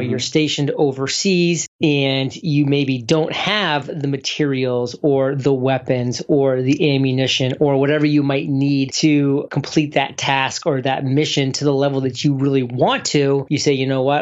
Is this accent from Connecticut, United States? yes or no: no; Maine, United States; moved away; Maine was a great place to grow up because it was a small town